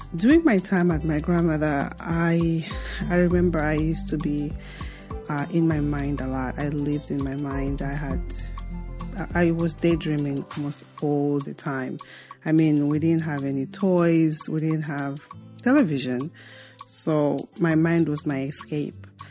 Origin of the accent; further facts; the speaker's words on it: Mongu, Western Province, Zambia; also born or lived in Lusaka, Zambia; I was born and raised in Zambia, and uh, I grew up uh, very rural